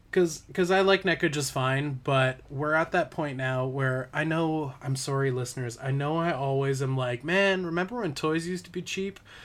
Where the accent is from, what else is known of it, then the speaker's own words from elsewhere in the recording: Parksville, British Columbia, Canada; moved away; so Parksville, which is my hometown